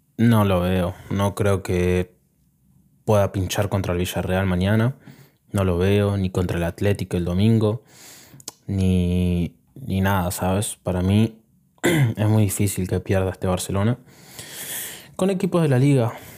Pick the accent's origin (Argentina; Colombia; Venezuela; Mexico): Argentina; Yo soy argentino